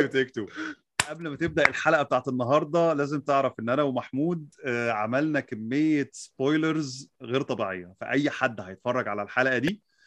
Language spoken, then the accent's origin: Arabic; Egypt; احنا عندنا في مصر